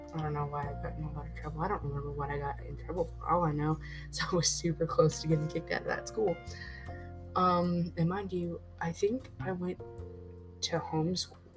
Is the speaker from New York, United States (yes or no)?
no; Gary, Indiana, United States; moved away; also born or lived in Elkhart, Indiana; I was raised in Elkhart, not Elkhart, uh, Gary, Indiana.